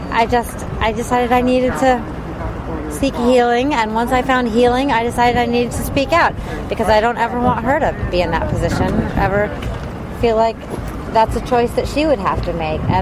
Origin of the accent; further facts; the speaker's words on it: Charlotte, North Carolina, United States; also born or lived in Washington, D.C.; Charlotte, North Carolina